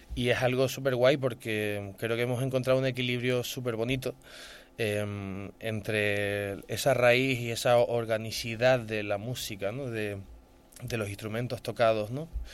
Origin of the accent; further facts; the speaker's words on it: Gran Canaria, Canary Islands, Spain; soy de Gran Canaria